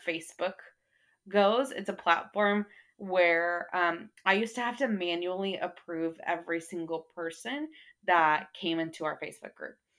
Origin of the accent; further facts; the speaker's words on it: North Texas, United States; also born or lived in Arkansas; I grew up here in North Texas